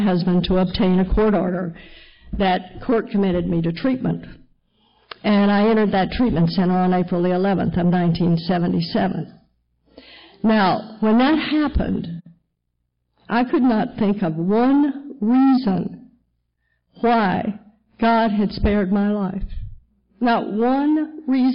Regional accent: Texas, United States; moved away as an adult; I'm a Texas girl, born and raised in Texas, right where they took the Bible Belt and gave it an extra pull

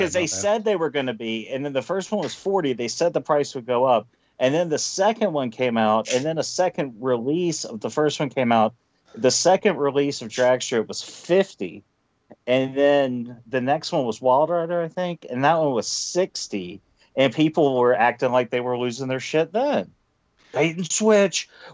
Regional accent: Arkansas, United States; I'm from Arkansas.

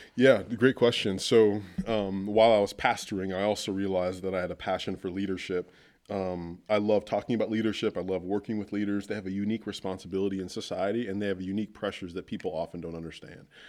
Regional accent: Wooster, Ohio, United States; plant a church in my hometown

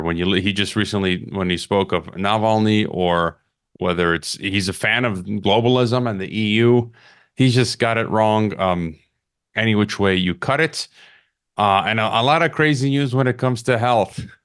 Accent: Chicago, Illinois, United States; my hometown of Chicago

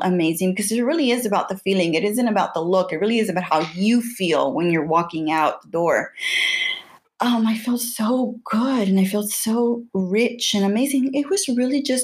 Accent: Houston, Texas, United States; I grew up in the North Side. I grew up next to downtown Houston.

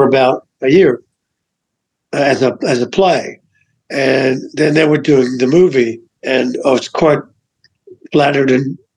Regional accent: Adelaide, South Australia, Australia; moved away as an adult; now in United States; I was born in Australia, but, you know, like I've lived here my whole adult life

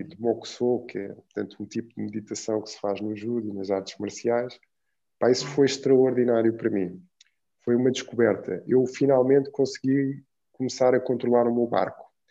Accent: Lisbon, Portugal; also born or lived in Cape Verde; e voltei para Portugal com a minha mãe. Pronto, isto para explicar um pouco que eu fui para Lisboa

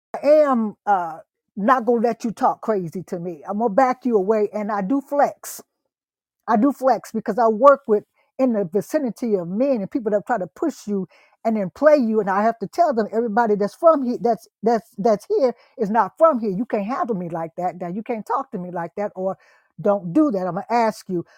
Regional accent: Ohio, United States; also born or lived in East Texas; now in Texas, United States; I'm from Ohio

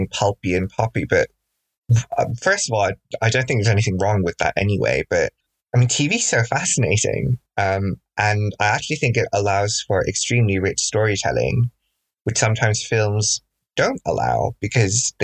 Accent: Bangladesh; now in United Kingdom; growing up in Bangladesh, which is where I'm originally from.

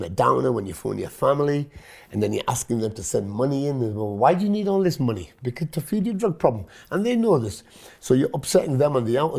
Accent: Hitchin, East of England, United Kingdom; first language Punjabi; English is a second language; I was born in Hitchin, Hertfordshire.

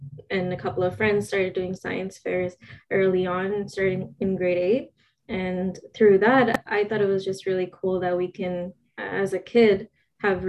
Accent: Montreal, Quebec, Canada; I'm born in Montreal, Quebec, Sri Lankan Tamil. Obviously, I was born here in Canada, but my parents are from Sri Lanka

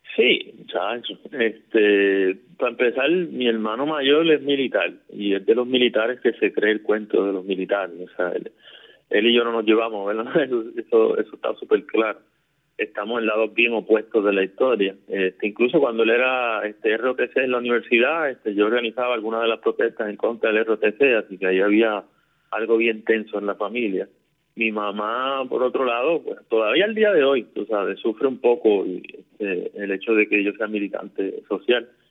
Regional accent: Caguas, Puerto Rico; also born or lived in Fajardo; yo me crié aquí en el barrio Cañajoncito, en Cagua este, nací en Fajardo, pero me criaba aquí toda mi vida acá, prácticamente.

